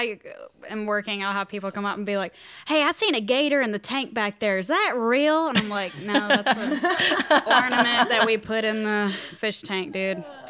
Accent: Homewood, Alabama, United States; And raised in Alabama.

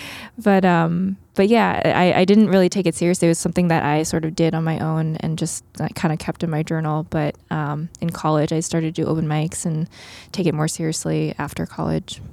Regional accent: Long Island, New York, United States; born or raised there; also born or lived in Queens, New York / Philadelphia

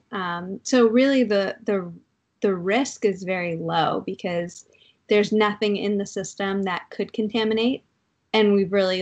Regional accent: Durham, New Hampshire, United States; now in New York, United States; I grew up in Durham, New Hampshire

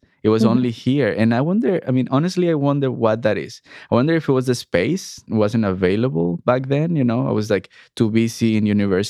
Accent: Veracruz, Mexico; moved away as an adult; also born or lived in Puebla; now in Canada; I'm from Veracruz. Ah. And then I moved okay. to Puebla to go to university.

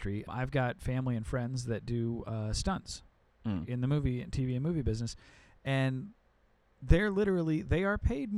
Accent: Chicago, Illinois, United States; I'm from Chicago.

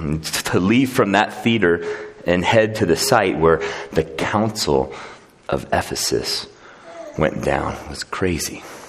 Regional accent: United States; as American, kind of individualistic Christians

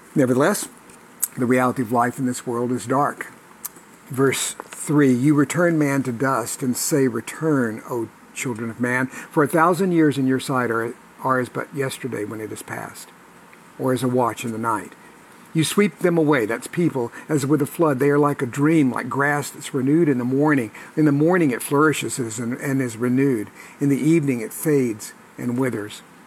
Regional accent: United States

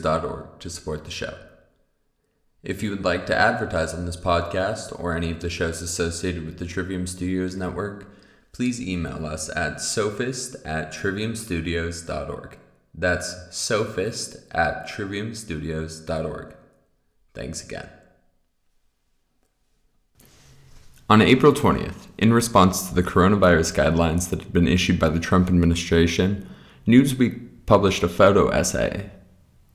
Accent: Montana, United States; NBC Montana, here in my home state

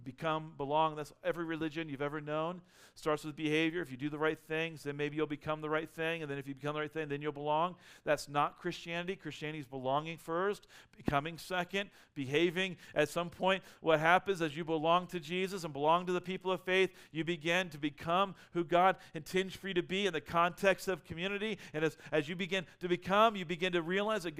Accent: United States; we're Americans

